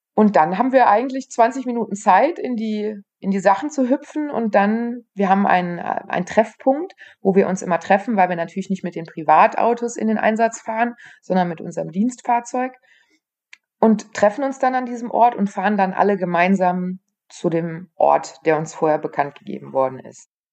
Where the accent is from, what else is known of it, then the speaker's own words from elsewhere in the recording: near Aachen, North Rhine-Westphalia, Germany; ich komme aus der Nähe von Aachen